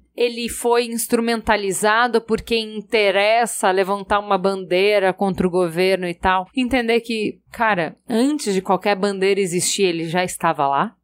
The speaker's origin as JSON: {"language": "Portuguese", "country": "Brazil", "said": "nós somos brasileiros"}